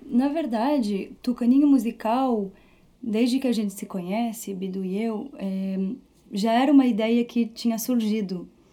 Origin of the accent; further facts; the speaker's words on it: Paris, Île-de-France, France; first language Portuguese; moved away as an adult; also born or lived in Rio Grande do Sul, Brazil / Belgium; now in Rio de Janeiro, Brazil; Quando eu tinha três anos, eu fui morar na França com a minha família. E fui alfabetizada em francês, mas em casa sempre falei português.